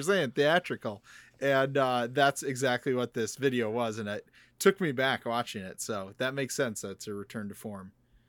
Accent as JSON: {"language": "English", "region": "Midwest", "country": "United States", "tie": "born or raised there", "said": "we grew up in the Midwest"}